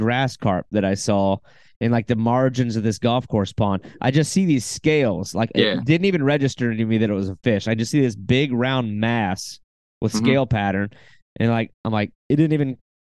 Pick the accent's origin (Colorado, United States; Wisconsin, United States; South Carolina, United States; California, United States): South Carolina, United States; I'm from South Carolina